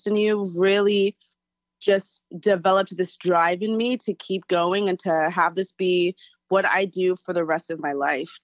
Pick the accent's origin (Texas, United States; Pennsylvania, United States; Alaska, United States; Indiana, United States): Alaska, United States; Anchorage; moved away as an adult; also born or lived in Virginia; now in New York, United States; I was born and raised in Anchorage, Alaska